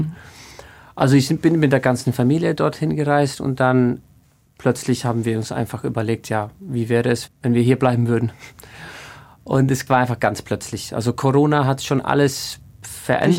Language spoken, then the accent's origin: German; Iceland; in Island gibt es, glaube ich, einen einzigen Knabenchor mhm. und der ist in Reykjavik und ich bin nicht in Reykjavik aufgewachsen